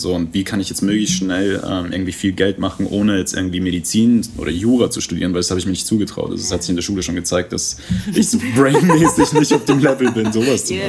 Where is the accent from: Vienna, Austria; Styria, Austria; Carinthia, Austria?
Vienna, Austria; also born or lived in Iran / England; now in Germany; die Zeit in Wien, Kindergarten